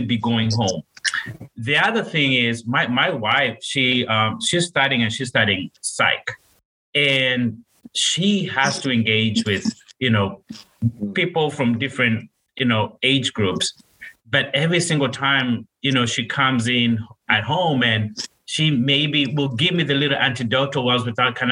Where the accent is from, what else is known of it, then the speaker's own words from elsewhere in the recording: Kenya; moved away as an adult; I'm from Kenya, born and raised, and I moved over here when I was 19 years old.